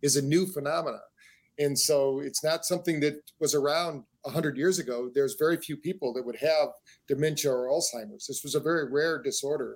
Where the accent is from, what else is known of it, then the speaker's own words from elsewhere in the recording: Battle Creek, Michigan, United States; We grew up in Battle Creek, Michigan, where the first health food store in the world was